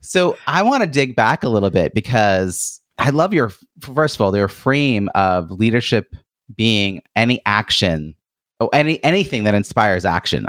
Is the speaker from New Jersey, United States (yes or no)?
no; Long Island, New York, United States; I was born and raised in Long Island